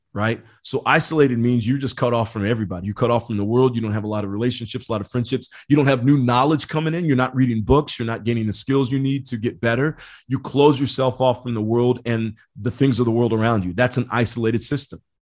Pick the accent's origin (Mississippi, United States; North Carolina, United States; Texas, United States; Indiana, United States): Indiana, United States; I grew up in Indiana